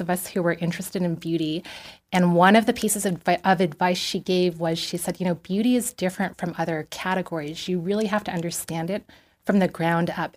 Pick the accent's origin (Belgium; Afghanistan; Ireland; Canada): Canada; Vancouver, British Columbia; moved away as an adult; also born or lived in Taipei, Taiwan / Toronto; now in Los Angeles, United States; I grew up in Vancouver.